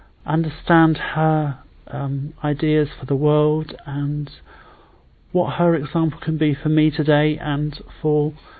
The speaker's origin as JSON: {"language": "English", "town": "Salisbury", "region": "South West England", "country": "United Kingdom", "said": "I'm in my mid-30s and I'm from Salisbury in Wiltshire."}